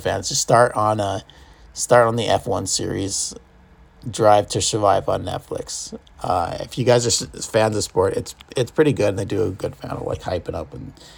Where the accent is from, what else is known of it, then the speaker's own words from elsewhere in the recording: United States; I'm American